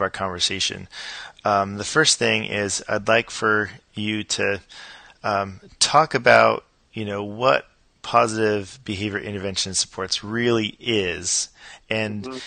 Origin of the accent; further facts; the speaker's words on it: Los Angeles, California, United States; now in Atlanta, United States; I grew up in Los Angeles